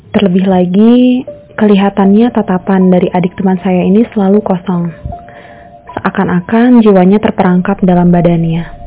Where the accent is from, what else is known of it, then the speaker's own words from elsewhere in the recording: Indonesia; beberapa di antara kita sebagai orang Indonesia